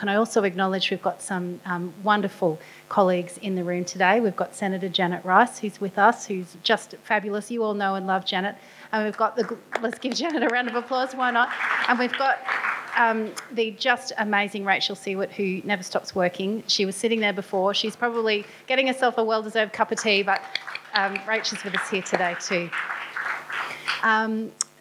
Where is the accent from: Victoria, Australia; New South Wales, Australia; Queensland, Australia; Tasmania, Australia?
Queensland, Australia; my home state of Queensland